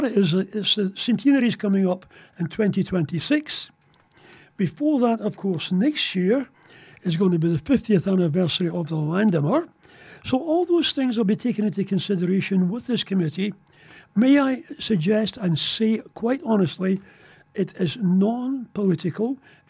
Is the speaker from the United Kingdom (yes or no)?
yes; England, United Kingdom; moved away as an adult; also born or lived in Ayrshire, Scotland; Now, I'm not Aragonian. I was born in Ayrshire. I was brought up in England. And my claim to fame down there was I was in the Air Cadets.